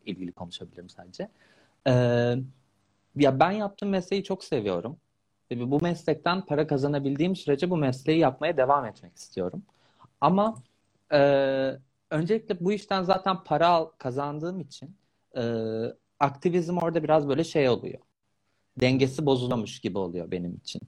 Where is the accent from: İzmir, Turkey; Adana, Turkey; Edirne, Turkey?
İzmir, Turkey; moved away as an adult; İzmirliyim ben aslında. İzmir'in kızları biliyorsun.